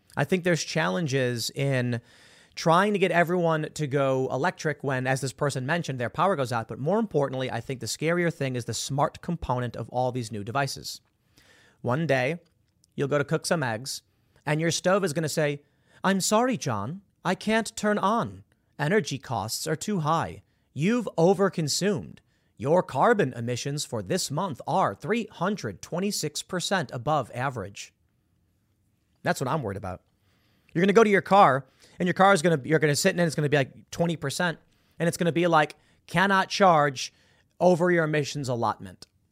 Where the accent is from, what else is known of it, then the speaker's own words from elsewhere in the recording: Chicago, Illinois, United States; I'm from Chicago